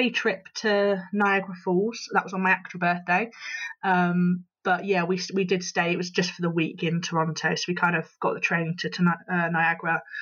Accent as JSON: {"language": "English", "region": "England", "country": "United Kingdom", "said": "he obviously recognised my accent and he asked where I was from. So I said I was from England."}